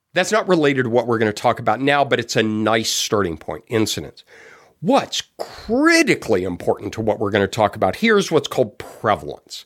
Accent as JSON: {"language": "English", "town": "Denver", "region": "Colorado", "country": "United States", "tie": "born or raised there", "moved": "yes", "said": "I grew up in Denver."}